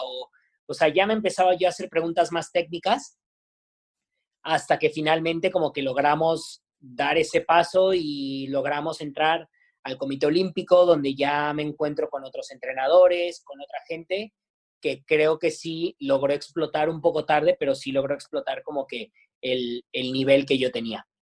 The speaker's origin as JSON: {"language": "Spanish", "town": "Naucalpan", "region": "State of Mexico", "country": "Mexico", "tie": "born or raised there", "said": "la zona donde yo, donde yo crecí, de donde yo vengo, eh, no es de las mejores de Naucalpan"}